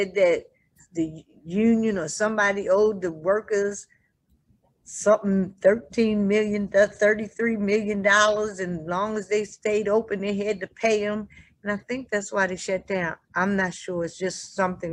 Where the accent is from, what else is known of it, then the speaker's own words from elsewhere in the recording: Baltimore, Maryland, United States; I'm from Baltimore.